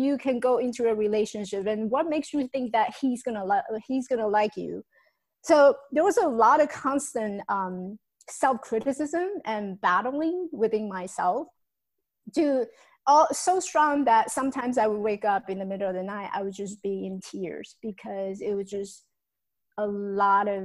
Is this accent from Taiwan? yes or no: yes; Taiwan; moved away; So I came from Taiwan. I was born in Taiwan, came from Taiwan.